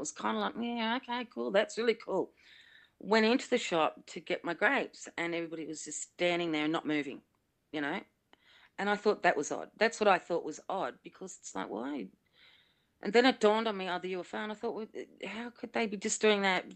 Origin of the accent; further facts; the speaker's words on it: Sydney, New South Wales, Australia; I grew up in Blacktown in Sydney